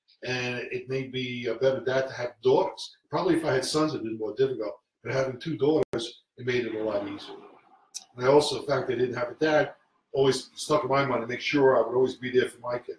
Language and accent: English; New York City, New York, United States; I was raised in the Bronx by my mother and my grandmother